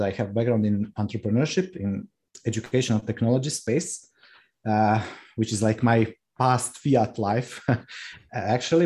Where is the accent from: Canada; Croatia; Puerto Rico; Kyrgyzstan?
Croatia; Rijeka, Primorje-Gorski Kotar County; moved away as an adult; now in Rab, Croatia; I was born in Rijeka, which is uh, second or third largest city in Croatia, and my family we lived in Rijeka.